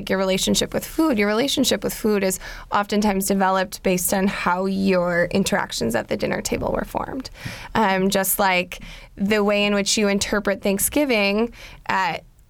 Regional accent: Wisconsin, United States; I'm from Wisconsin

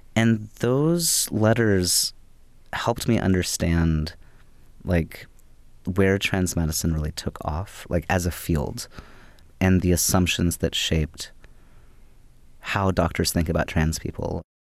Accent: Louisville, Kentucky, United States; moved away as an adult; also born or lived in Bloomington, Indiana; I grew up in Louisville, Kentucky, and moving to Bloomington, Indiana, it was the first, it was the first place that I moved away from

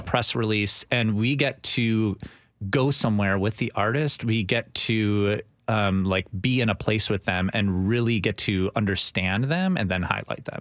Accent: Milwaukee, Wisconsin, United States; moved away as an adult; I was born in Milwaukee, Wisconsin, and I worked for a fantastic radio station there

